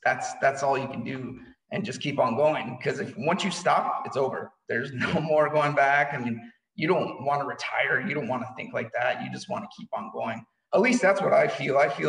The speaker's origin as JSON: {"language": "English", "town": "Lewiston", "region": "Idaho", "country": "United States", "tie": "born or raised there", "said": "I was born in Lewiston, Idaho. Childhood was interesting"}